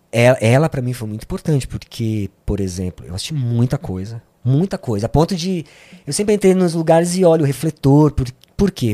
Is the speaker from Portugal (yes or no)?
no; São Paulo, Brazil; also born or lived in Santo André / Sapopemba, São Paulo; A gente veio pro Ipiranga, uhum. onde sempre vivi.